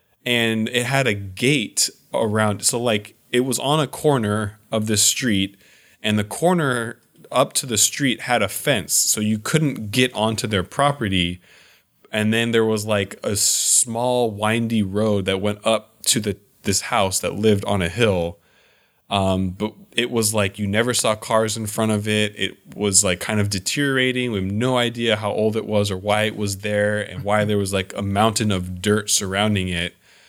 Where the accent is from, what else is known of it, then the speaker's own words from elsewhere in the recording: Lake Forest, California, United States; I grew up in Lake Forest, which is like, I mean, now it's kind of a big city, but it's a Southern California. It's in Orange County.